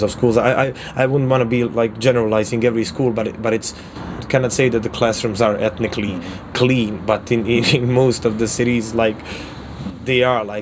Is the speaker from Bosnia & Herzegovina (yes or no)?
yes; Mostar, Federation of Bosnia and Herzegovina, Bosnia & Herzegovina; now in Sarajevo, Bosnia and Herzegovina; I'm a journalist from Mostar, current, currently living in Sarajevo.